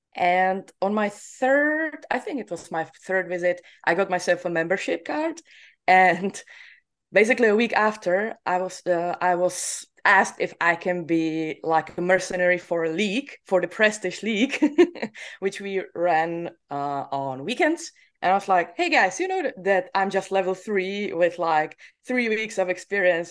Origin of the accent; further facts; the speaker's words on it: Czechia; I'm from Czech Republic